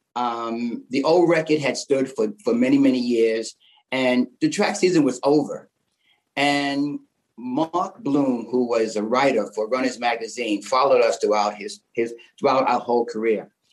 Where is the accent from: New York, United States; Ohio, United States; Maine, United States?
New York, United States; New York City; also born or lived in Queens; we were raised in Harlem and Bed Stuy